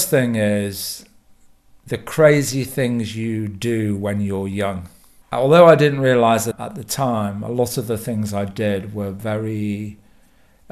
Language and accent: English; United Kingdom; moved away; I'm from Britain